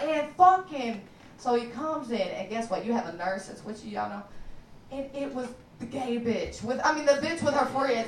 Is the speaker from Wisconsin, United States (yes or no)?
no; Kentucky, United States; now in Chicago, United States; I'm from Kentucky